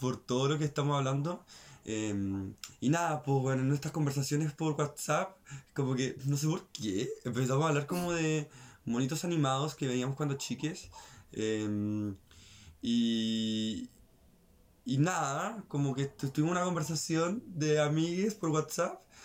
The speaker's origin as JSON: {"language": "Spanish", "country": "Chile", "said": "nosotros como las chilenas"}